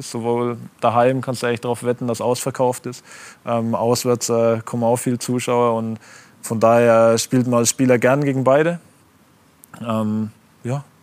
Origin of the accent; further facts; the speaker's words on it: Germany; aber mir ist es von Stuttgart ein Begriff weil als Deutscher.